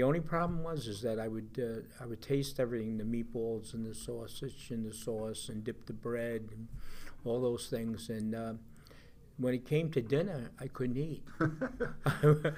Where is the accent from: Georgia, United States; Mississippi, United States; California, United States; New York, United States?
New York, United States; Long Beach; also born or lived in Newport, Rhode Island; Childhood was, of course, Long Beach, being at the beach as a young kid with the family